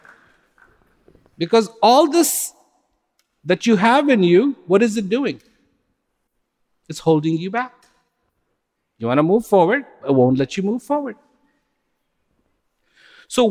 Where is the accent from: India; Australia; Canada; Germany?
India; I was born in India